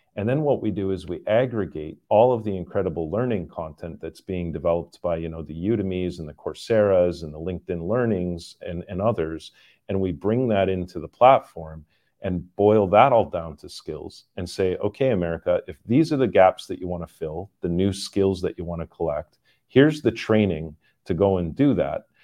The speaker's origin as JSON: {"language": "English", "country": "Canada", "tie": "born or raised there", "moved": "yes", "said": "I am Canadian, uh, born and raised in, in Canada, but, uh, have lived all over the world"}